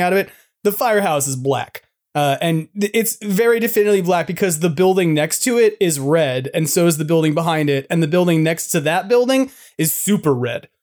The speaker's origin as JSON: {"language": "English", "region": "New York", "country": "United States", "also_born_or_lived": "Wyoming", "moved": "yes", "lives_now": "California, United States", "said": "they heard I was from New York"}